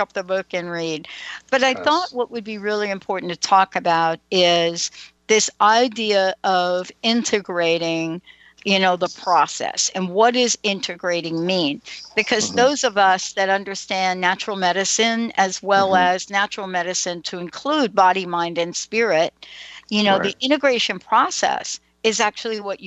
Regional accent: East Coast, United States; moved away; I'm from the East Coast

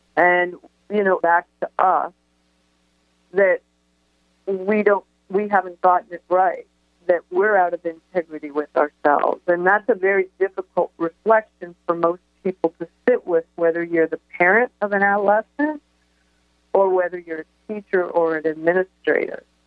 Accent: Toronto, Ontario, Canada; I grew up in Toronto

